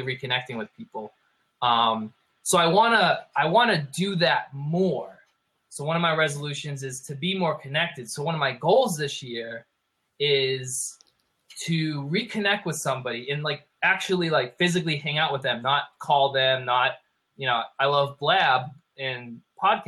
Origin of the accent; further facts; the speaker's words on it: Massachusetts, United States; moved away as an adult; now in South Florida, United States; We live in South Florida, but I'm originally from Massachusetts, which is in northeast of the United States. And I flew home for Thanksgiving to my hometown